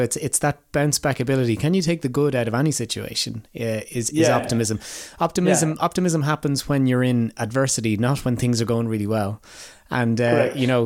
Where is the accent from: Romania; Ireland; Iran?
Ireland